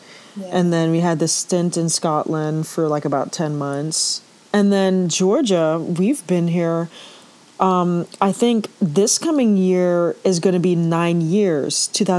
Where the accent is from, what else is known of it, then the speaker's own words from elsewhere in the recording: Port of Spain, Trinidad & Tobago; born there; So I was born in, I guess, Port of Spain General Hospital, which is in the city.